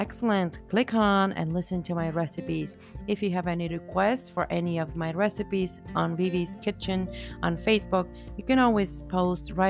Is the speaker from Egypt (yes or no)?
no; Bulgaria; I am from Bulgaria and during my childhood, we were in socialism